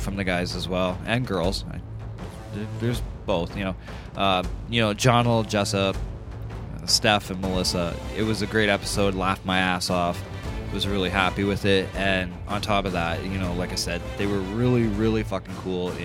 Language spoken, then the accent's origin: English; Canada; I'm truly Canadian